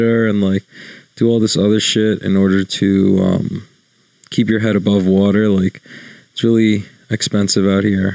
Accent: New York, United States; I'm from New York

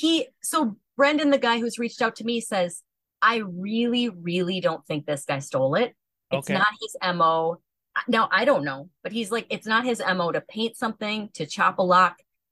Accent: Oregon, United States; I eventually started talking about my llama farm and growing up in Oregon

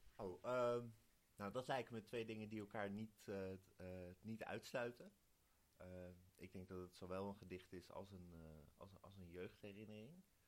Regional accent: Wijk bij Duurstede, Utrecht, Netherlands; ik kom uit Wijk. Dat is hier acht kilometer vandaan. En daar zeggen we Doorn

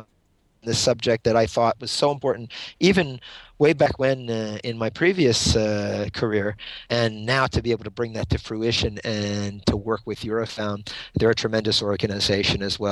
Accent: Pennsylvania, United States; moved away as an adult; also born or lived in Washington, D.C.; my home state of Pennsylvania

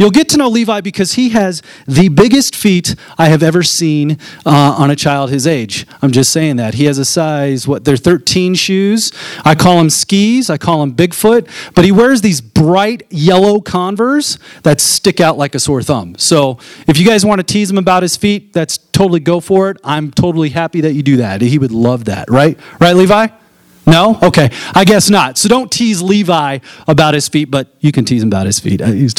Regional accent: Fort Collins, Colorado, United States; I was born and raised here in Fort Collins, Colorado. I went to all the grade schools, middle schools. Middle school, I was a Lesher Viking.

